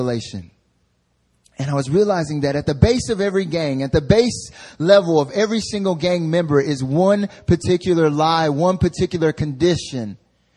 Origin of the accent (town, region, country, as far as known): North Carolina, United States; born or raised there; now in Seoul, South Korea